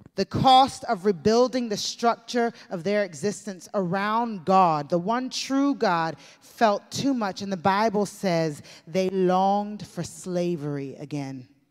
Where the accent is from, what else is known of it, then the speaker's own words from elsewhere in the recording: United States; growing up in the United States of America